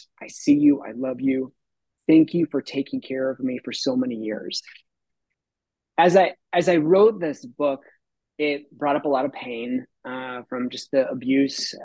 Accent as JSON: {"language": "English", "town": "Tucson", "region": "Arizona", "country": "United States", "tie": "born or raised there", "said": "I grew up in Tucson through junior high. We were on the traveling carnival"}